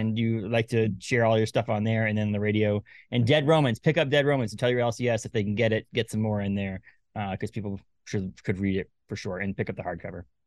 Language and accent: English; Maine, United States; also born or lived in Massachusetts / New Hampshire; I live in Maine most of my life, a little bit of Massachusetts, New Hampshire